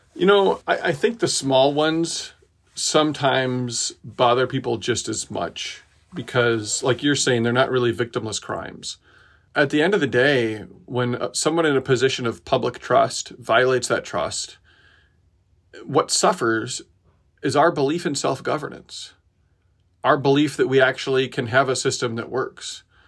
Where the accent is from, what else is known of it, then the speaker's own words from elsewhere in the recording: Decorah, Iowa, United States; spent two years getting a skate park built in my little hometown. Um, I'm from Decorah, Iowa